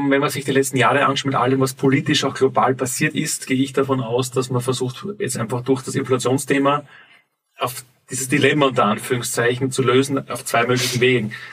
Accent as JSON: {"language": "German", "town": "Graz", "region": "Styria", "country": "Austria", "tie": "born there", "said": "Ich bin in Graz geboren, 1977"}